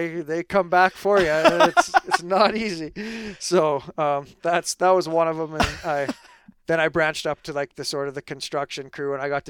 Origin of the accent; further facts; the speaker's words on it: Lanigan, Saskatchewan, Canada; Lanigan, Saskatchewan.